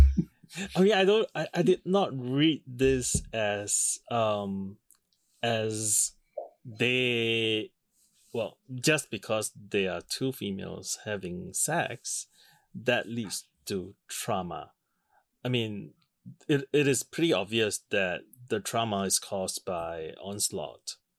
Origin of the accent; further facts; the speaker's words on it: Singapore; a rather conservative environment, which I grew up in in Singapore